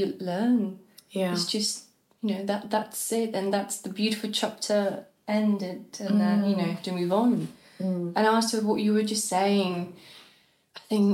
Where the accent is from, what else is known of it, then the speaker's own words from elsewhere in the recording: Czechia; moved away as an adult; also born or lived in Hamburg, Germany; now in London, United Kingdom; growing up in Eastern Europe